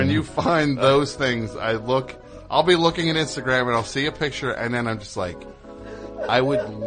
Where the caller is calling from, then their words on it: Las Vegas, Nevada, United States; Calling from Las Vegas.